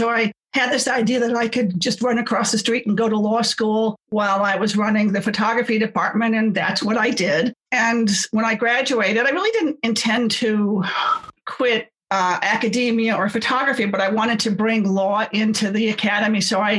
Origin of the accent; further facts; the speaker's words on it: United States; I'm American.